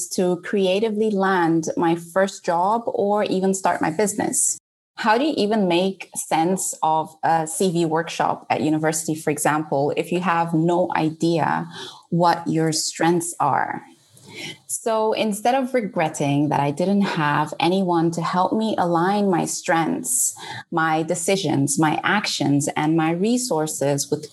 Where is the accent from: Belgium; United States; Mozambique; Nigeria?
Mozambique; moved away as an adult; now in England; leaving behind my home country, Mozambique, my friends and family